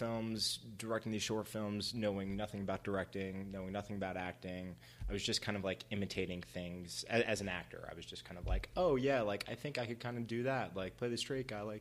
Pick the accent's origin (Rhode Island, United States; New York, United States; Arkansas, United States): New York, United States; moved away as an adult; now in Los Angeles, United States; growing up in New York, I didn't have any like filmmaker connections